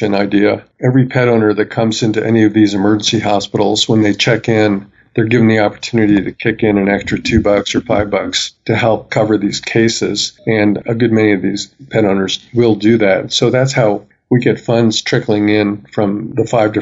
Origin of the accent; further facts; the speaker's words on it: Colorado, United States; I'm really busy in Colorado, my home state.